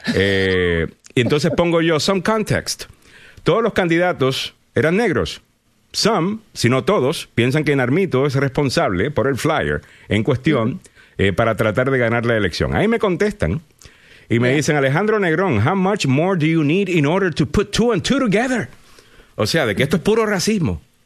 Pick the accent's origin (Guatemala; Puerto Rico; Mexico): Puerto Rico; Cayey; Calley, que es de donde soy yo.